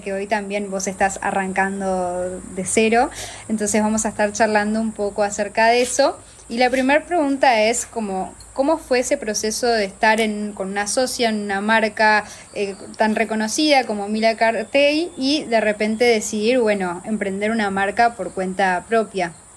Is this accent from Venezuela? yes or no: no; Argentina; moved away as an adult; also born or lived in Uruguay; now in Montevideo, Uruguay; Soy argentina, me mudé hace ocho años